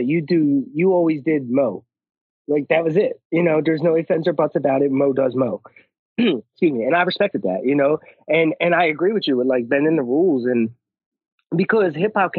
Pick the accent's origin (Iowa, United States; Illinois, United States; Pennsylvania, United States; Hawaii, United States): Pennsylvania, United States; Philadelphia; we're both from Philly